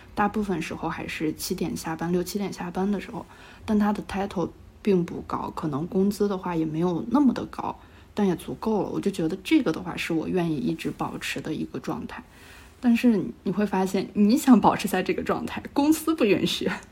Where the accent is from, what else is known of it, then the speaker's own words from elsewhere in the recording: Shaanxi, China; moved away as an adult; also born or lived in Xi'an; now in Shanghai, China; 我家在陕西那边，就是因为我从，就是我是第一份工作，我是在西安的，然后我从西安裸辞来到了上海